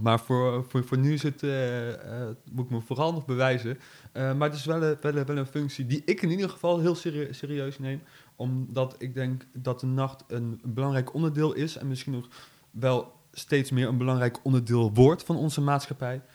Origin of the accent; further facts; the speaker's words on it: Nijmegen, Gelderland, Netherlands; Ik ben geboren in Nijmegen, getogen in Nijmegen, gebleven in Nijmegen.